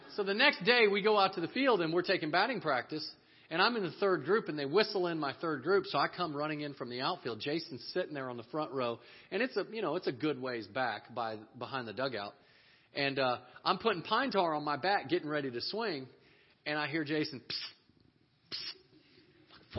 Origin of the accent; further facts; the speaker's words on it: Texas, United States; we're from Texas